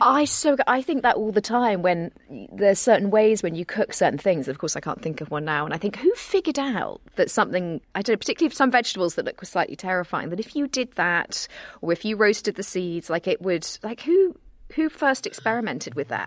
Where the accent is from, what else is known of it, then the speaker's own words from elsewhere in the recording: United Kingdom; as a British person